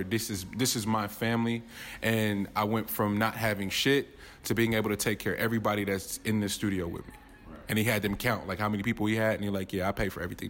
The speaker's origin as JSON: {"language": "English", "area": "Richmond and Oakland", "region": "California", "country": "United States", "tie": "born or raised there", "said": "We grew up, we're all from Richmond and Oakland."}